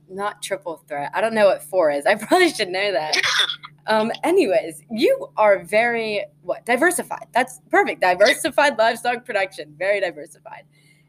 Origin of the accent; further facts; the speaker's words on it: Lancaster, Pennsylvania, United States; also born or lived in New Holland, Pennsylvania; I'm from Lancaster. I live in New Holland, which is like 15 minutes away from Lancaster.